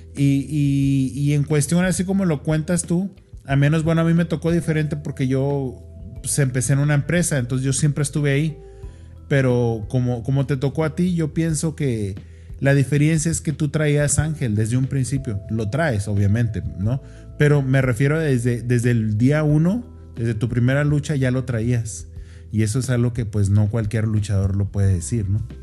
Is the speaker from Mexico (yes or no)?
yes; Mexico; nosotros somos mexicanos